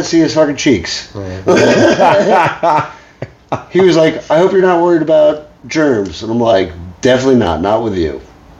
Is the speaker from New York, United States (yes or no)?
yes; Queens, New York, United States; I'm from Queens.